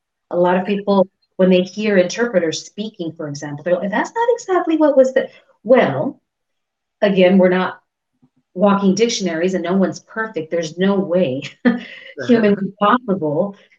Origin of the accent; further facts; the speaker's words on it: California, United States; first language Spanish; English is a second language; I feel like my first language is English because I'm born and raised in California. But at the same time, realistically speaking, no, I believe my first language was Spanish.